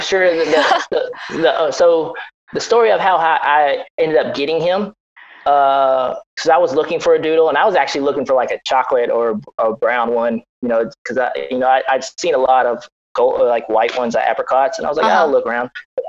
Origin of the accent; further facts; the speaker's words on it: Kentucky, United States; moved away; also born or lived in Georgia; I grew up in a farm, 8-acre farm in Kentucky, and we always had dogs on the farm.